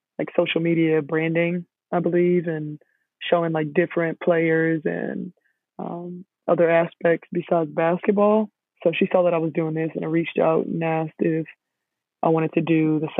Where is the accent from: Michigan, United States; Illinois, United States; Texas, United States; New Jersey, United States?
Texas, United States; Houston; I'm from Houston, and I live back here